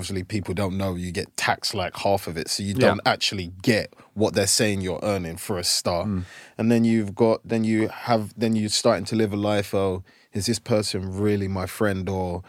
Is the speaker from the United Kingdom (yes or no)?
yes; England, United Kingdom; Whereas growing up in England, when I was playing, like, sometimes people would hang out